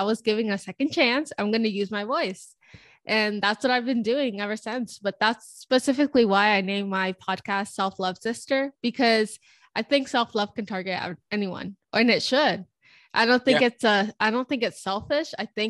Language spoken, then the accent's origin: English; California, United States; I'm Mexican. My parents are Mexican. I was born in California.